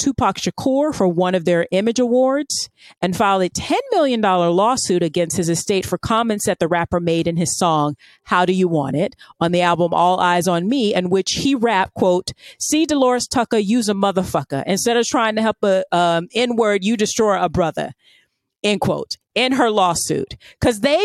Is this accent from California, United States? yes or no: no; Florida, United States; I'm from Florida